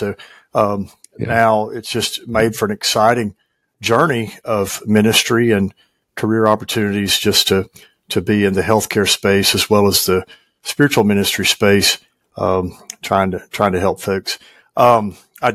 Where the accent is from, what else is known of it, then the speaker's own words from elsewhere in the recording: West Tennessee, United States; also born or lived in Jackson, Tennessee / Memphis, Tennessee; I was raised in West Tennessee, still live there.